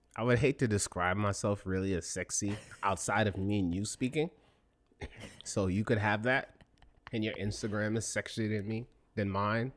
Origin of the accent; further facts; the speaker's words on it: New York City, New York, United States; we're both from the Bronx